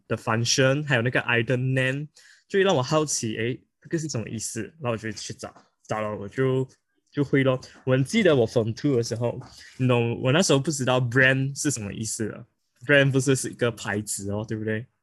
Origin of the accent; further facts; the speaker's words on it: Malaysia; 因为我们是马来西亚人